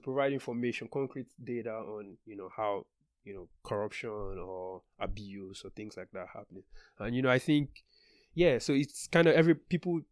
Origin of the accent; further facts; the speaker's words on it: Nigeria; moved away as an adult; now in United States; I left Nigeria when I was 24 for the first time